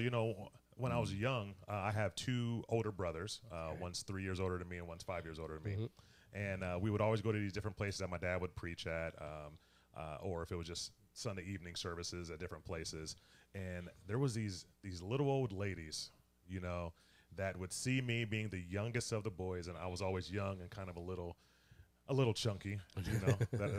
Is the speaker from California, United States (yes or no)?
no; Toledo, Ohio, United States; also born or lived in Columbus / Cincinnati; And so, ironically, when we moved to my hometown of Toledo, since I'm from Ohio, so I'm just a transplant here, so don't hold that against me.